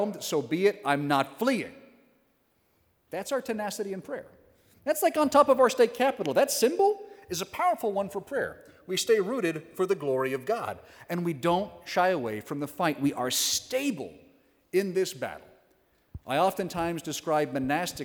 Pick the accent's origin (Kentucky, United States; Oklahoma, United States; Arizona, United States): Oklahoma, United States; Western; I'm from Western Oklahoma. There's one parish in the county, so we had a hike to get there.